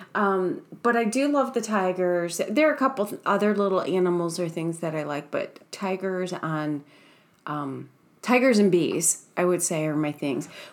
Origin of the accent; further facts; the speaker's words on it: Ohio, United States; now in Seattle, United States; we were growing up in Ohio